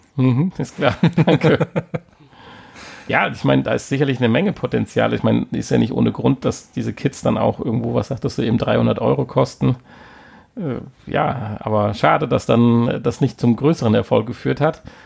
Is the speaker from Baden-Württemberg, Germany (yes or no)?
no; Siegerland, North Rhine-Westphalia, Germany; wir kommen ja aus dem Siegerland